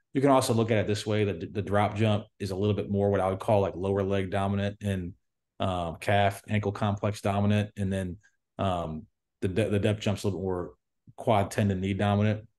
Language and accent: English; United States; I'm American